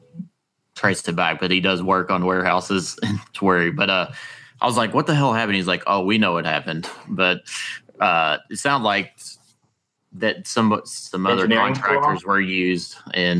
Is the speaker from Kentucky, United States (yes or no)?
yes; Bardstown, Kentucky, United States; I am from Bardstown